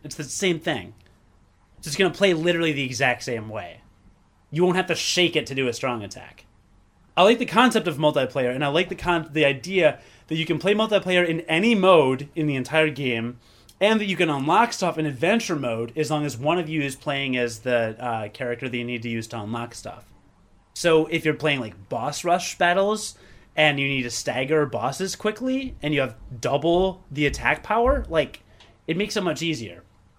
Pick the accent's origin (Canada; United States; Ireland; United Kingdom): Ireland; I'm drinking Guinness, and we're Irish.